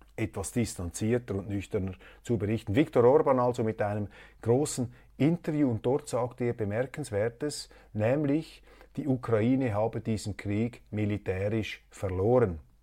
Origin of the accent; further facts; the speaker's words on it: Switzerland; als Schweizer